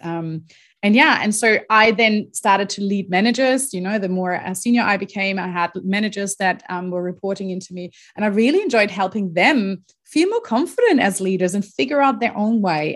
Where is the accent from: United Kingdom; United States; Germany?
Germany; moved away as an adult; also born or lived in Australia; I'm originally from Germany. That's where I grew up. Um, pretty much lived there until I was twenty-three years